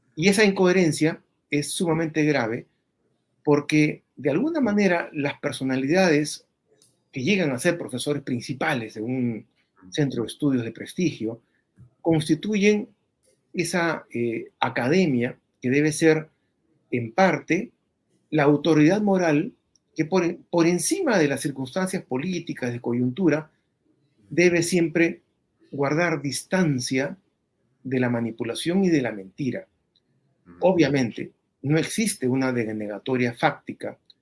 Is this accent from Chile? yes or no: no; Peru; todos los peruanos